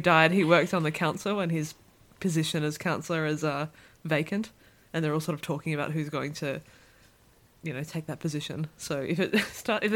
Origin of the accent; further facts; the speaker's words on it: Australia; moved away as an adult; now in Netherlands; I am Australian, but I actually live in the Netherlands